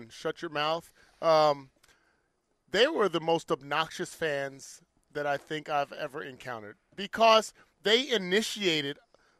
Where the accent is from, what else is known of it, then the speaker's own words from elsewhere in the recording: New Jersey, United States; We're from Jersey